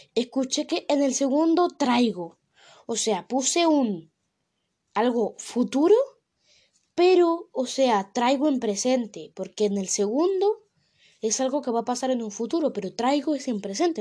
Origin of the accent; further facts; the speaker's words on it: Venezuela; now in Spain; yo soy de Venezuela